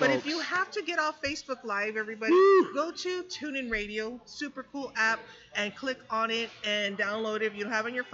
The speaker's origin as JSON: {"language": "English", "town": "San Antonio", "region": "Texas", "country": "United States", "tie": "born or raised there", "said": "I grew up on Flores and La Chapelle, you know, kind of Baja, King William, Southtown area"}